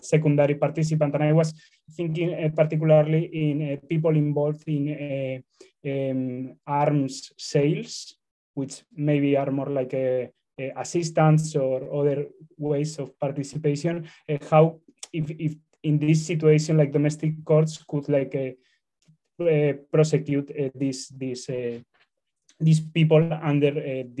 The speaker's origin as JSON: {"language": "English", "country": "Spain", "said": "I am from Spain"}